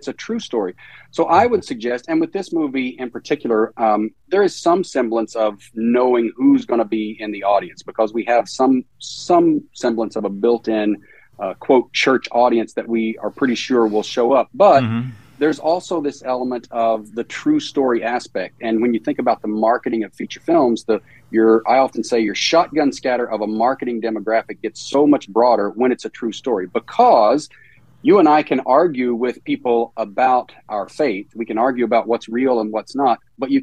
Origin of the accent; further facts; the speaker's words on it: southwest Virginia, United States; I grew up in the American South. So I grew up in Virginia, in the southwest corner of Virginia, right on the Virginia-Tennessee border.